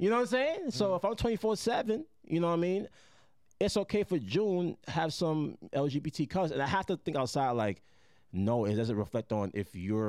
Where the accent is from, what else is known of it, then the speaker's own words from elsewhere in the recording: Jamaica; I'm Jamaican.